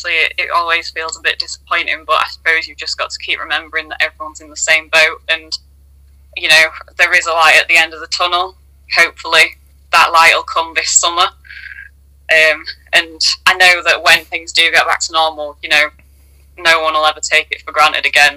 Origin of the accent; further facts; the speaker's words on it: Leeds, Yorkshire and the Humber, United Kingdom; I'm from Leeds, and obviously I've kind of supported Leeds Rhinos